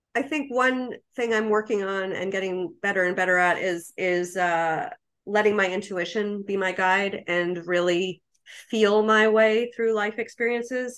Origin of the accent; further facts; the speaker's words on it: New York, United States; I'm a New Yorker.